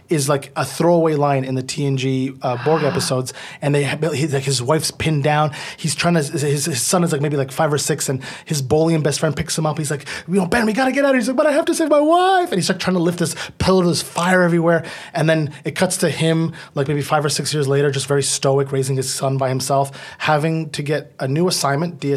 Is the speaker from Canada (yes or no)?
yes; Ottawa, Ontario, Canada; And then I, I'm from Ottawa, so we don't have Toronto channels.